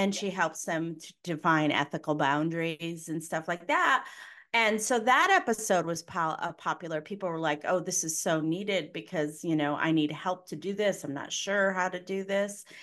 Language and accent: English; Connecticut, United States; I'm from Connecticut